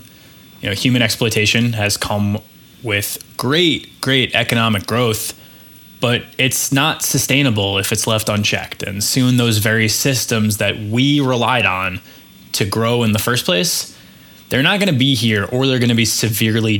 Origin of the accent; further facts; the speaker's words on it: New York, United States; I'm a New Yorker to my core.